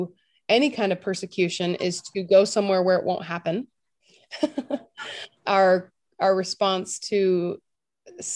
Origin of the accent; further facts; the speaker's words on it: California, United States; moved away as an adult; also born or lived in Tulsa, Oklahoma; I'm from California